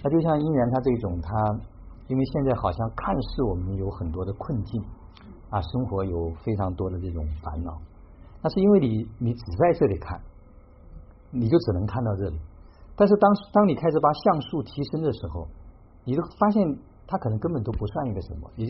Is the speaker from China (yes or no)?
yes; Xiangyang, Hubei, China; 我也是湖北人，我是我是对我是湖北襄阳人